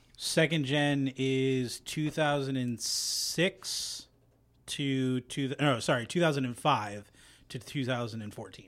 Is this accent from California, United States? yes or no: yes; Central California, United States; moved away; I grew up in Central California